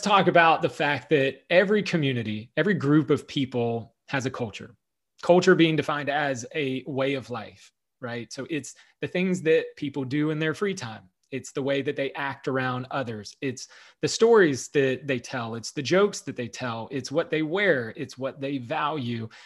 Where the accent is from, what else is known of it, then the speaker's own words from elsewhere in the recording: the South, United States; I grew up in the South